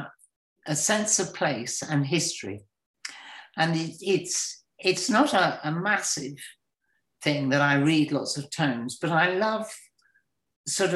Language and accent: English; Gloucestershire, South West England, United Kingdom; also born or lived in Kent; now in Shropshire, United Kingdom; when I grew up, the house I was born in Gloucestershire was built in 1250